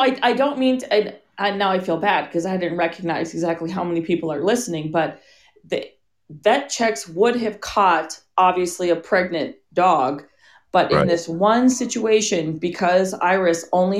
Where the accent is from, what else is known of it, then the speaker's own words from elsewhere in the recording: International Falls, Minnesota, United States; moved away; I was born in International Falls, which is on the border. Right. Northernmost city in the lower 48.